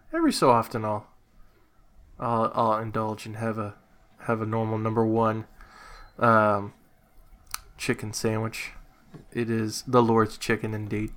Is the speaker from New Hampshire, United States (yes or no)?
yes; New Hampshire, United States; growing up in New Hampshire